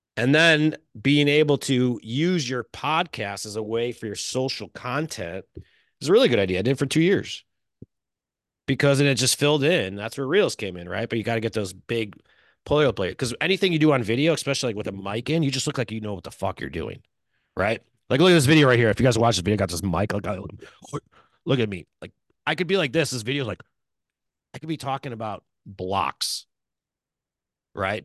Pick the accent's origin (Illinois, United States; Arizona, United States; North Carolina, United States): Illinois, United States; Chicago; now in California, United States; I'm from Chicago